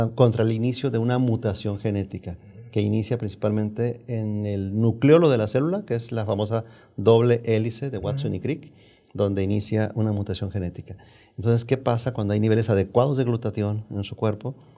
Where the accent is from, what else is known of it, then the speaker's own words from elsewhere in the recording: Jalisco, Mexico; now in United States; vengo, soy de Jalisco, México, eh, de un pueblo de Jalisco, México, una familia muy numerosa